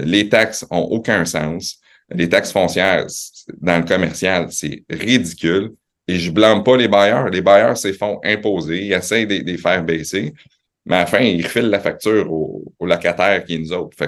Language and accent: French; Quebec City, Quebec, Canada; also born or lived in Laval / Montreal; je suis né à Laval, euh, mes parents viennent de Montréal, ça a déménagé à Québec, j'avais trois 3 ans.